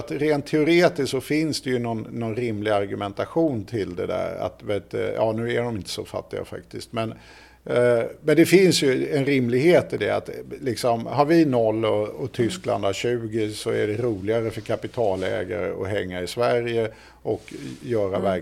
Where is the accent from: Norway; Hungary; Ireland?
Ireland; Och det blir man ju inte som irländare nödvändigtvis så jätteglad utav.